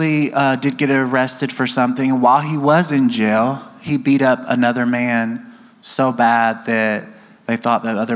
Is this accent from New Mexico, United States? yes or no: no; near Nashville, Tennessee, United States; moved away; also born or lived in Alabama / Georgia; I grew up near Nashville, Tennessee